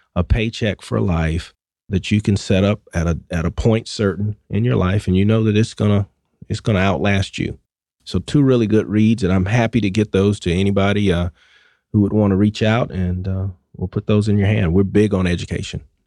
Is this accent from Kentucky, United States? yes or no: no; Atlanta, Georgia, United States; accent: Southwest Atlanta; my Southwest Atlanta accent